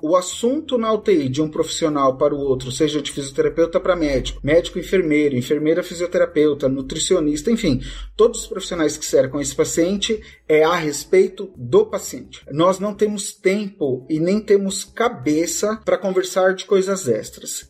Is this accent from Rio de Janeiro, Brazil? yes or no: no; Guarulhos, São Paulo, Brazil; sou de Guarulhos, São Paulo